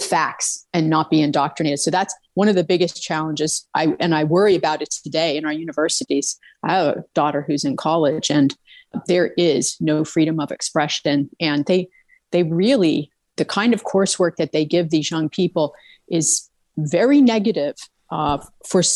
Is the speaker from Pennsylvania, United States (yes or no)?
yes; Camp Hill, Pennsylvania, United States; also born or lived in Mechanicsburg, Pennsylvania / Los Angeles; my hometown here in Camp Hill, Pennsylvania. I grew up in like Mechanicsburg and Camp Hill.